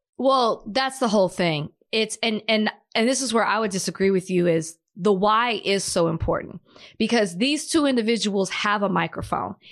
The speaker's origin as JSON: {"language": "English", "town": "Dallas", "region": "Texas", "country": "United States", "said": "I'm from Dallas"}